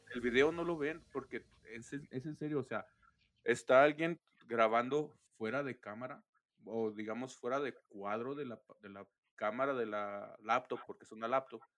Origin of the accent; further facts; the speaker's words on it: Mexico; así somos los mexicanos